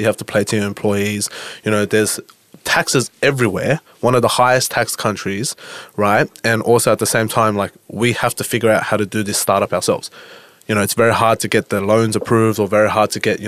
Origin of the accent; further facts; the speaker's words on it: Sydney, New South Wales, Australia; accent: Aussie; I was actually born in Australia